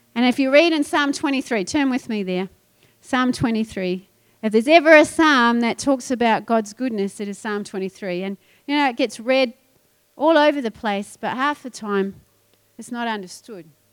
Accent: New Zealand; moved away; I'm a I'm a sheep farmer's daughter, so I get this. And I come from New Zealand where everything's green

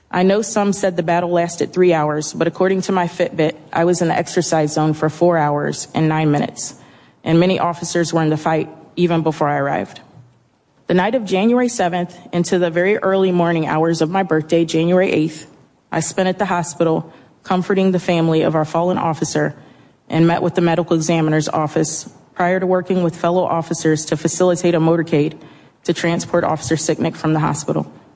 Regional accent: United States; As an American and as an Army veteran

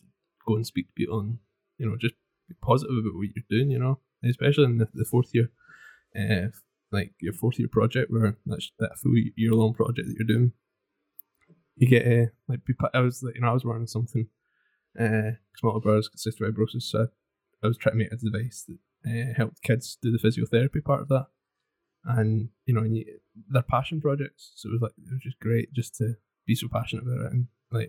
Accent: Glasgow, Inverness, Scotland, United Kingdom; also born or lived in Stirling; I was born in Glasgow and then lived there 8 years and then Inverness for 8 years

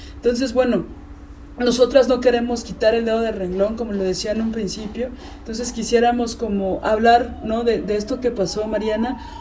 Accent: Mexico City, Mexico; Yo siendo chilanga

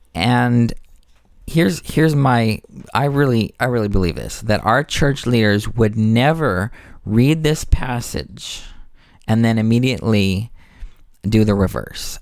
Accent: United States; I'm an American conditionally

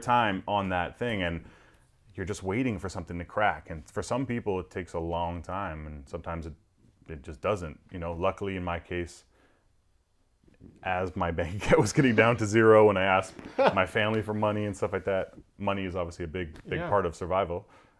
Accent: Toronto, Ontario, Canada; putting on the pop radio station in like my hometown of Toronto

